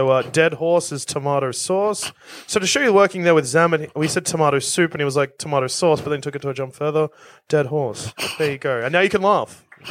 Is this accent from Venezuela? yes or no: no; Australia; we're Australian